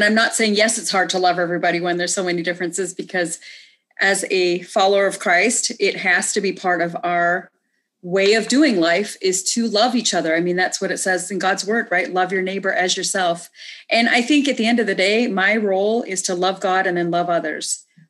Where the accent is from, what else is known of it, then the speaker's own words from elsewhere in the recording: India; Because I am very Indian.